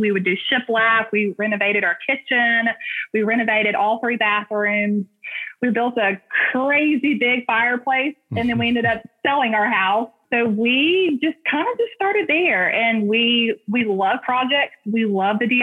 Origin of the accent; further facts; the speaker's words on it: Hoover, Alabama, United States; accent: Southern twang; We're from Alabama, born and raised in Hoover, Alabama, and my husband is too